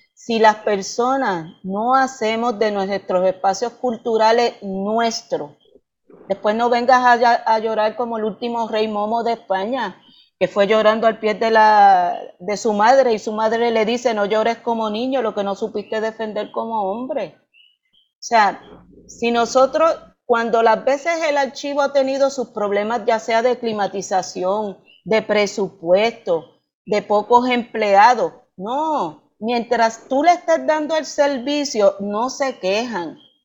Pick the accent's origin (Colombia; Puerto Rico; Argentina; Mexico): Puerto Rico; como puertorriqueña